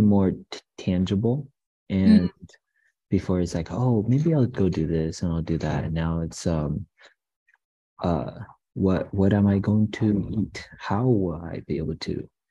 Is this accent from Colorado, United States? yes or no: yes; Boulder, Colorado, United States; I am from Boulder.